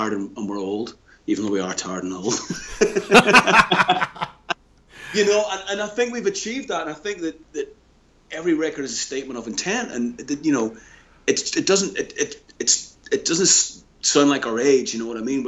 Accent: Belfast, Northern Ireland, United Kingdom; Obviously, we had the advantage of both growing up in Belfast, but we didn't know each other. We grew up in different parts of Belfast.

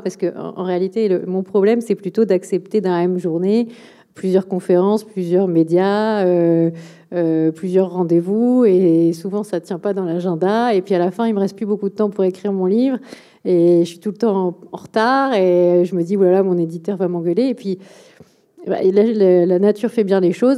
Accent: Premières Côtes de Bordeaux, Nouvelle-Aquitaine, France; le le côté euh, vallonné des, de, des, premières côtes de Bordeaux, hein, là où j'ai grandi.

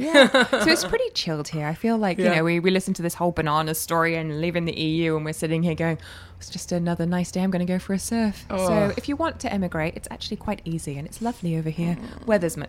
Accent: Hong Kong; I grew up in Hong Kong under British rule, which is great because I feel like I have two cultures that are both mine, you know, and I can speak two languages

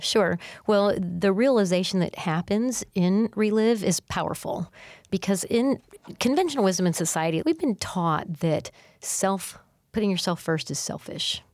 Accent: Missouri, United States; I'm from Missouri and the show me state

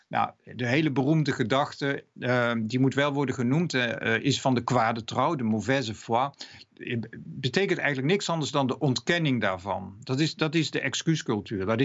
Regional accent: Netherlands; Ik ben Nederlander, ik ben man en in een andere tijd, ik zit in een oorlog of ik word ziek of wat dan ook.

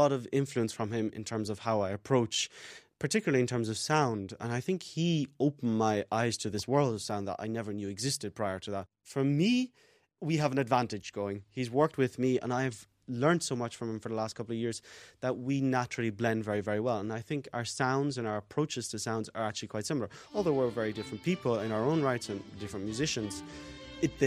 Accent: Kilkenny, Leinster, Ireland; also born or lived in Dublin, Ireland / London, United Kingdom / Switzerland; I'm a violinist. I'm from Kilkenny in Ireland

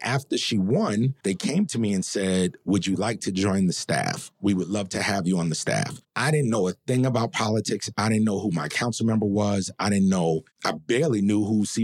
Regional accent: New York City, New York, United States; growing up in the building and growing up in Harlem and in that community

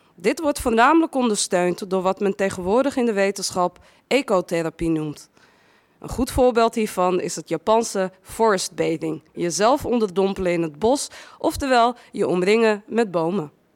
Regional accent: Amsterdam, North Holland, Netherlands; also born or lived in Westerpark, Amsterdam; Ik ben eh, geboren in, in West, Westerpark, opgegroeid in Amsterdam-Noord

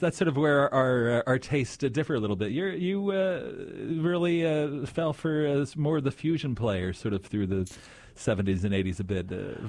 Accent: Philadelphia, Pennsylvania, United States; I'm from Philadelphia.

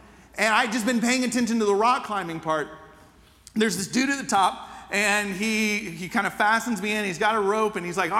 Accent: Atlanta, Georgia, United States; As a teenager growing up in Atlanta

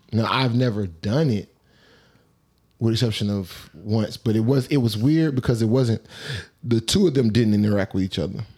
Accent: Atlanta, Georgia, United States; I'm from Atlanta

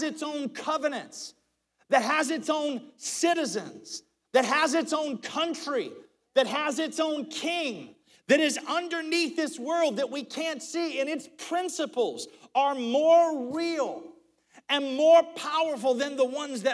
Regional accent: United States; as an American citizen, I was born here, this is my country

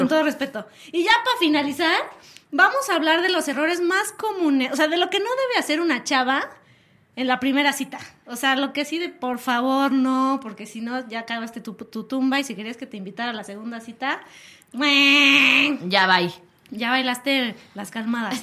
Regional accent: Mexico City, Mexico; somos, dicen por ahí que somos chilangas

